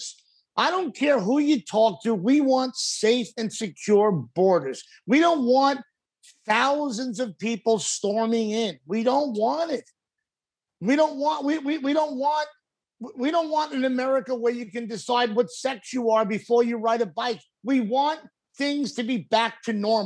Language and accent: English; Long Island, New York, United States; moved away as an adult; I grew up in Long Island. I lived in Long Island for many years until I was in my 30s.